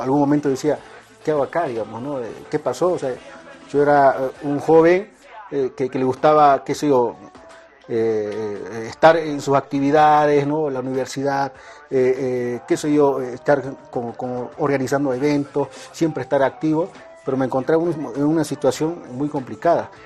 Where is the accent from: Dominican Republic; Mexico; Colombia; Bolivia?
Bolivia; moved away as an adult